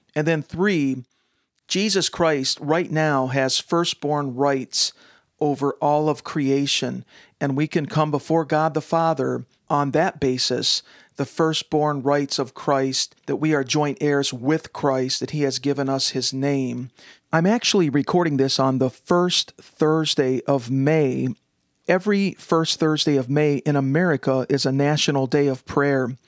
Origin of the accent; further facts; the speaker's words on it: United States; as an American